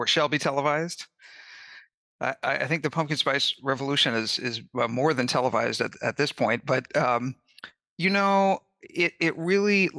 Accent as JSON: {"language": "English", "town": "Kansas City", "region": "Missouri", "country": "United States", "tie": "born or raised there", "also_born_or_lived": "Independence, Missouri", "said": "I grew up in Kansas City and Independence, Missouri"}